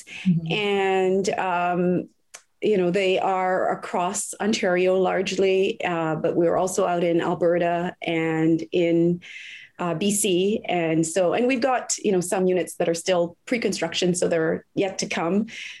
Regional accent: Jamaica; moved away; And because I feel like I came from nothing, I'm an immigrant from Jamaica. My family didn't own or have anything.

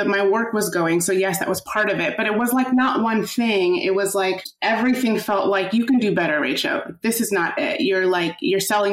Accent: Midwest, United States; now in New York, United States; I grew up in the Midwest and I had just like really good friends growing up. And then I moved to New York

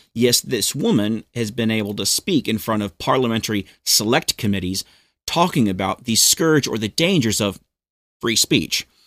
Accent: New Zealand; also born or lived in United States; I was born in America, but I moved to New Zealand in nineteen eighty-nine as a nine-year-old boy.

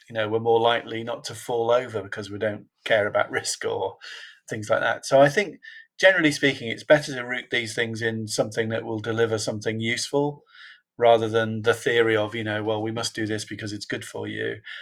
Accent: Liverpool, North West England, United Kingdom; I was born in a in a place called Toxteth in in Liverpool, which is not a natural place for board members to come from.

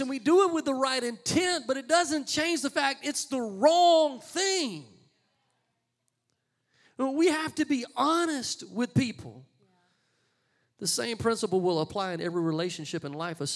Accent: Louisiana, United States; I'm from Louisiana.

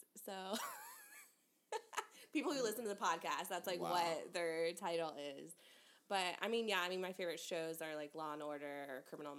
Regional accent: Jacksonville, Florida, United States; Jacksonville, Florida.

